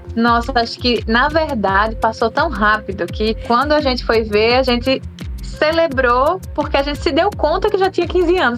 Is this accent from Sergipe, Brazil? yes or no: yes; Aracaju, Sergipe, Brazil; moved away as an adult; now in São Paulo, Brazil; eu cresci em Aracaju, nasci, cresci num bairro quilombola, né, que é o Getúlio Vargas